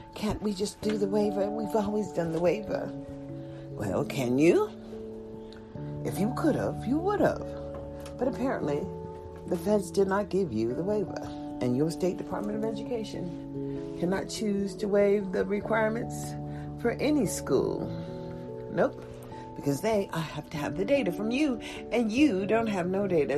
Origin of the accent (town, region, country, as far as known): United States